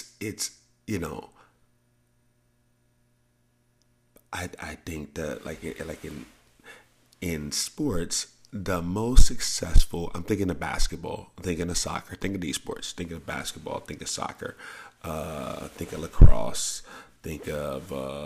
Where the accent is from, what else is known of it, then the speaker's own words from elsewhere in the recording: the South, United States; I grew up in the South